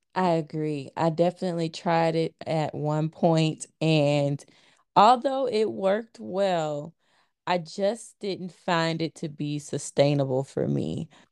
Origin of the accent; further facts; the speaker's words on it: Montgomery, Alabama, United States; my hometown, Montgomery, Alabama